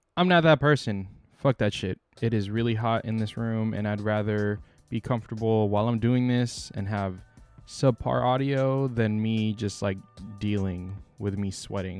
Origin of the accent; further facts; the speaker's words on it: San Diego, California, United States; moved away as an adult; now in San Francisco Bay Area, United States; I'm from San Diego